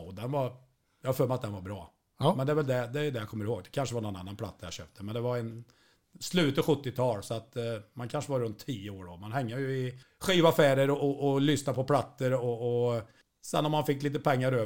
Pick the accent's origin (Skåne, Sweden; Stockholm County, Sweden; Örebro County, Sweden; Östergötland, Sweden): Örebro County, Sweden; Degerfors; jag är ju från Degerfors